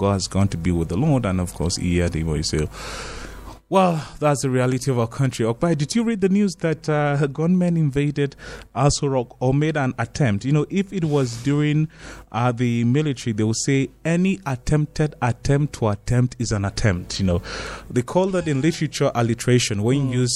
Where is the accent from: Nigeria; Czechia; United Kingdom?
Nigeria; me as a Nigerian